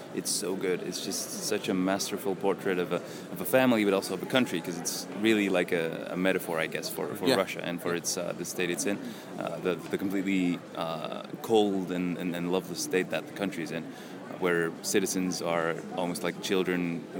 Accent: Belgium

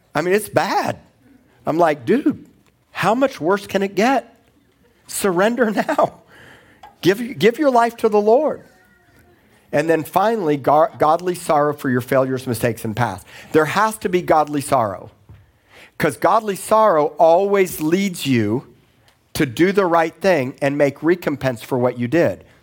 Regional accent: Miami, Florida, United States; moved away as an adult; also born or lived in Tulsa, Oklahoma / Corpus Christi, Texas; I grew up in Miami

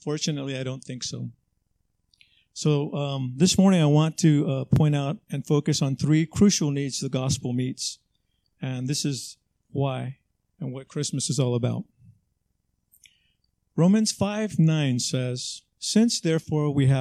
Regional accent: Los Angeles, California, United States; also born or lived in Texas; I grew up in Southeast LA.

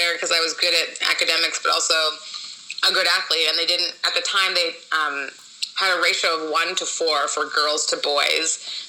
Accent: Winnipeg, Manitoba, Canada; moved away as an adult; also born or lived in Nigeria / Edmonton / Korea / France; now in Los Angeles, United States; I was born in Nigeria, but I moved to Canada when I was 2, to Edmonton. Mm-hmm. And then I moved to Winnipeg when I was 4 and lived there, like, my formative years.

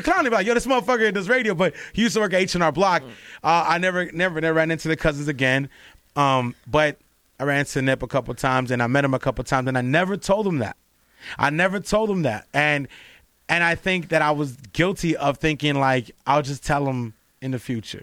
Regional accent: Los Angeles, California, United States; I grew up in L A, like, I'm from L A, I'm from, I'm from South Central and I'm from mid-city

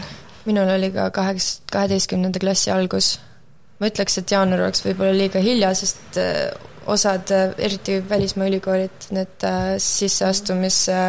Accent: Tartu, Tartu County, Estonia; moved away as an adult; also born or lived in Võru County / Antsla; now in Amsterdam, Netherlands; sündisin äh, Võrumaal, olen seal po pool oma elust peaaegu elanud. ja siis viiendasse klassi, Antsla gümnaasiumis käisin esimesed neli klassi ja siis viiendasse klassi kolisin Tartusse

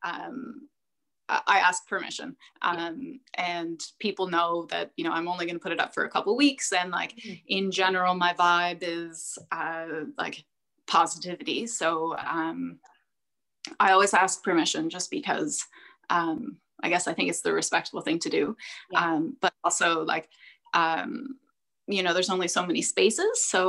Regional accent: Hamilton, Ontario, Canada; now in Twillingate, Canada; I'm from Hamilton, Ontario

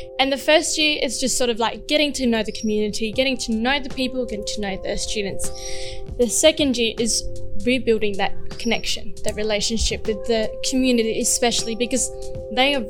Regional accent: Philippines; now in Australia; I'm from the Philippines, and there's a lot of poverty around you.

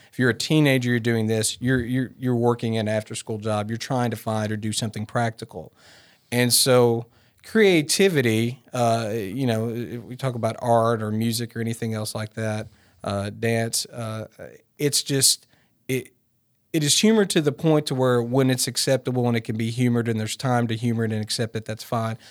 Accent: Martin, Tennessee, United States; also born or lived in Bogalusa, Louisiana; I'm a West Tennessee kid, so believe it or not, I grew up in Martin

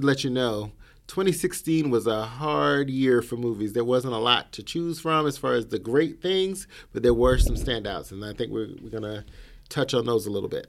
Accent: the South, United States; I grew up in the South, so I understand what it is to be in those smaller towns

